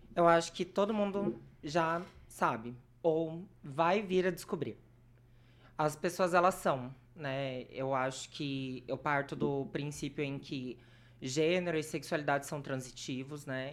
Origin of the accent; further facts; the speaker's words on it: Brazil; moved away as an adult; now in Maringá, Brazil; eu nasci em Morama, cresci lá até os meus 18 e eu vim para Maringá por conta da faculdade